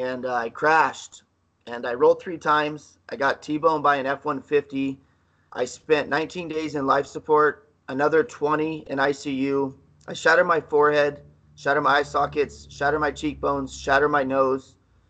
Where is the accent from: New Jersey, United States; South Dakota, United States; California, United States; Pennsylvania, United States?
California, United States; Southern; moved away; I lived that that SoCal mentality